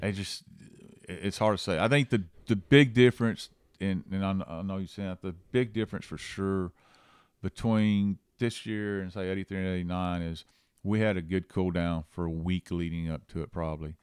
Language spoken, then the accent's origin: English; Angleton, Texas, United States; also born or lived in Louisiana; now in Rockport, United States; I grew up in Angleton, uh, as a kid, uh, actually, I was actually born in Louisiana